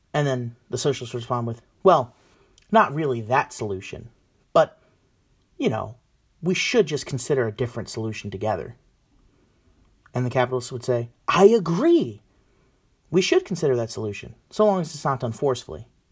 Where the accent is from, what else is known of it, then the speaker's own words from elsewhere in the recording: United States; I'm a nationalist. I believe in the collective of America